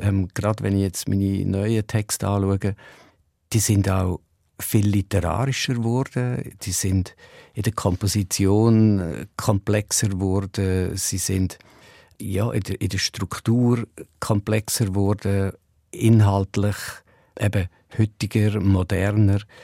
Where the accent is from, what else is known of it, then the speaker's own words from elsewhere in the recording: Ruedertal, Aargau, Switzerland; es ist immer noch das Vokabular vom Rudertal, wo ich aufgewachsen bin